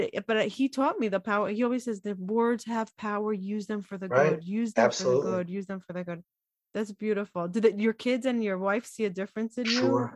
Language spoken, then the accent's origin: English; Jerusalem, Jerusalem District, Israel; growing up in Israel, talking about the corporate world, I grew up very Orthodox